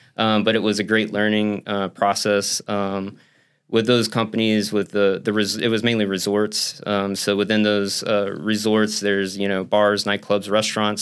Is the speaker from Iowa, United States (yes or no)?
no; Central Florida, United States; now in St. Petersburg, United States; I'm from Central Florida.